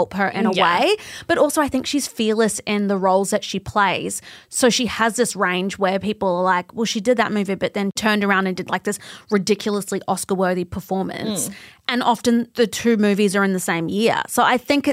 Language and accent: English; Australia; we're Australian